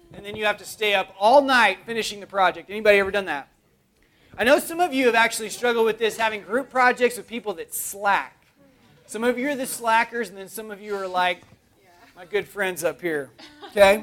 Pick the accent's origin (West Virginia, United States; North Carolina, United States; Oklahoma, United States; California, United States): Oklahoma, United States; growing up, I grew up in Oklahoma, and in Oklahoma, there's not a whole lot there other than, like, dust